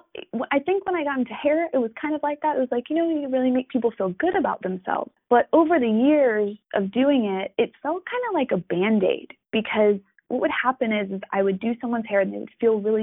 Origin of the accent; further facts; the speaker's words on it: New York, United States; now in Florida, United States; I am from New York originally. I am currently living in Florida